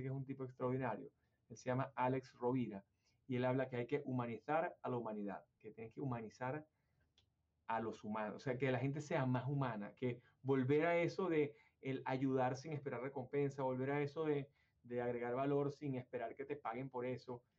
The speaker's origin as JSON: {"language": "Spanish", "country": "Venezuela", "moved": "yes", "lives_now": "United States", "said": "Yo vengo de Venezuela, obviamente, y mi mayor experiencia laboral en mi compañía en Venezuela"}